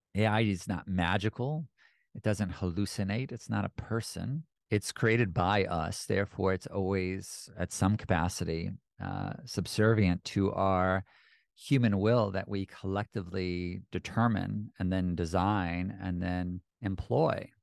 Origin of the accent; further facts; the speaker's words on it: United States; speaking as an American